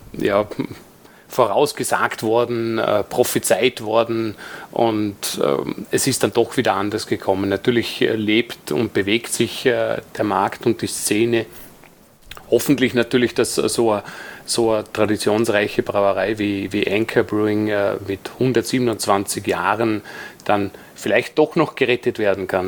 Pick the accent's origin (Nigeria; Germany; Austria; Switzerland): Austria; Dornbirn, Vorarlberg; bei uns in Dornbirn